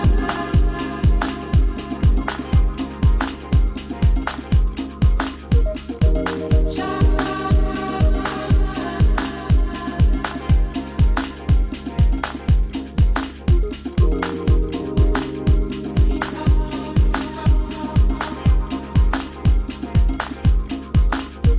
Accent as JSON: {"language": "English", "area": "Tsanini", "region": "Limpopo", "country": "South Africa", "tie": "born or raised there", "said": "in Tsanini, my hometown."}